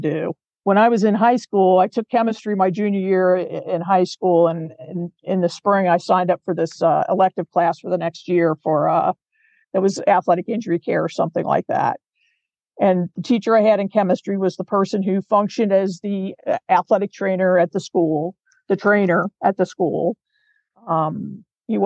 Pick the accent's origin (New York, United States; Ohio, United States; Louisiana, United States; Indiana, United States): Ohio, United States; Cincinnati; I grew up in Cincinnati